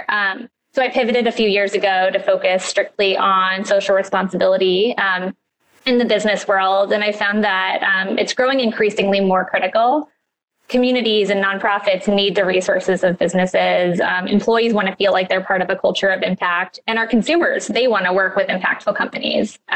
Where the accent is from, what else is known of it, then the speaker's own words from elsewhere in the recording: New York City, New York, United States; also born or lived in St. Louis; I am born and raised in New York City. I grew up on the Upper West Side, and I now live just across the park.